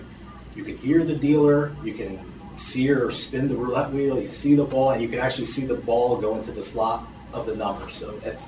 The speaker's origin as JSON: {"language": "English", "region": "New Jersey", "country": "United States", "said": "I'm from New Jersey"}